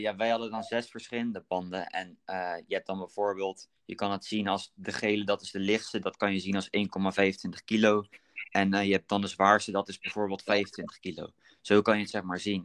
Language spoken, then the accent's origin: Dutch; Berkel en Rodenrijs, South Holland, Netherlands; Ik kom uit Berkel, dorpje naast eh, Rotterdam